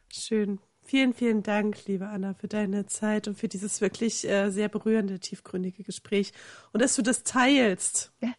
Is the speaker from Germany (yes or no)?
yes; eastern Germany, Germany; ich komme ja aus dem Osten äh, Deutschlands